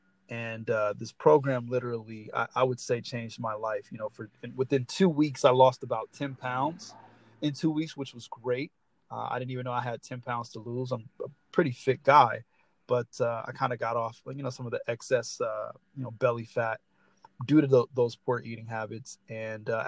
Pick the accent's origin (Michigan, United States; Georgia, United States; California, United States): California, United States; Los Angeles; I am from Los Angeles, California